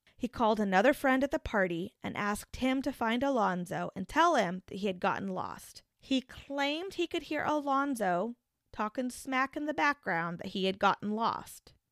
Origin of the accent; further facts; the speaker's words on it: the Topeka, Kansas area, United States; Being from the area, I think I'd describe Topeka as being more urban